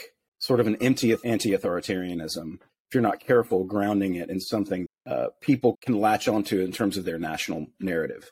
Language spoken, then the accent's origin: English; United States; growing up in the United States